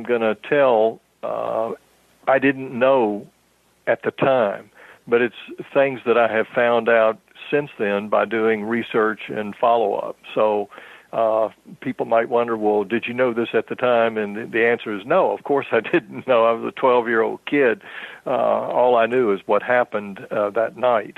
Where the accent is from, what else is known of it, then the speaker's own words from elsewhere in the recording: Pensacola, Florida, United States; I was born in Pensacola.